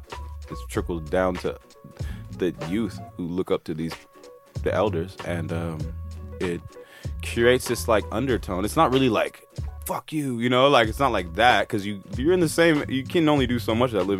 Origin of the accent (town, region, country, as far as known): United States; now in United Kingdom